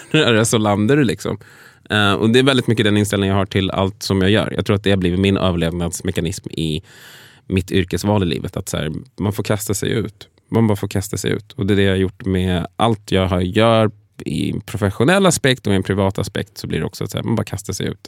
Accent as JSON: {"language": "Swedish", "country": "Sweden", "tie": "born or raised there", "said": "jag liksom född och uppvuxen i Sverige"}